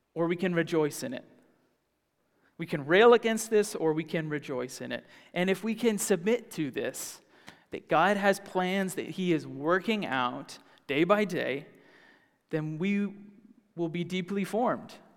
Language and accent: English; the South, United States; moved away; I grew up in the South